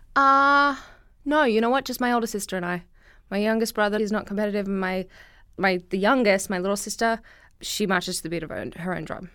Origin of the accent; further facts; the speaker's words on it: Brisbane, Queensland, Australia; moved away as an adult; now in United States; I come from Brisbane, Australia